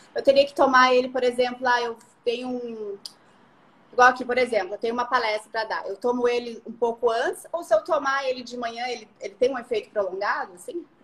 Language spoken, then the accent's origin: Portuguese; Curitiba, Paraná, Brazil; eu sou de Curitiba